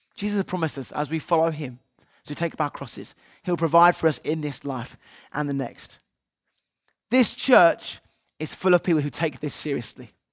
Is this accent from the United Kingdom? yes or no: yes; United Kingdom; we're British, they might say British on our passports